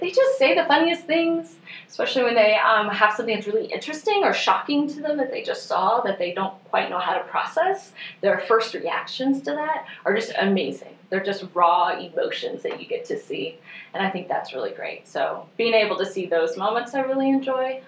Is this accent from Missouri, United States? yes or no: yes; northwest Missouri, United States; moved away as an adult; also born or lived in Springfield, Missouri; now in Bentonville, United States; I'm originally from Missouri, so I grew up in the northwest corner of the state